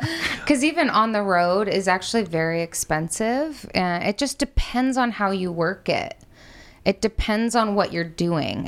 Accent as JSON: {"language": "English", "country": "United States", "said": "I'm white and I'm American"}